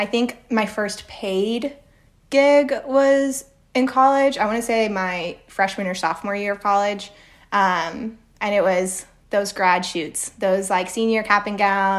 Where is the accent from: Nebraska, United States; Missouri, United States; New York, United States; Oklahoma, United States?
Oklahoma, United States; Oklahoma City; born there; also born or lived in Costa Rica / Argentina; Nope. I was born in Oklahoma. And then actually we moved to Costa Rica for a year. And then we went to Argentina.